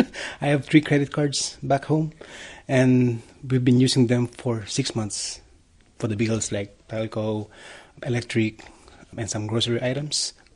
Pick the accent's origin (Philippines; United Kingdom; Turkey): Philippines; moved away as an adult; now in New Zealand; We're from the Philippines. We arrived here in February 6th of this year.